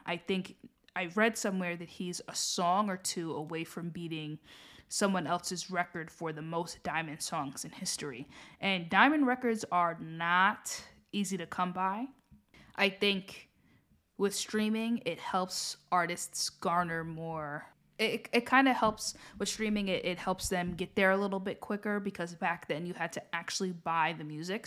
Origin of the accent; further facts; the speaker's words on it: United States; I'm saying this as an American myself